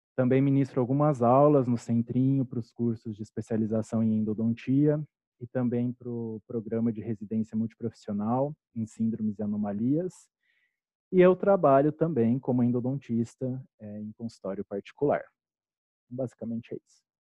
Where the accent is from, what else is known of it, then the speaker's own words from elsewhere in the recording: Curitiba, Paraná, Brazil; moved away as an adult; also born or lived in Cascavel / Bauru; eu sou curitibano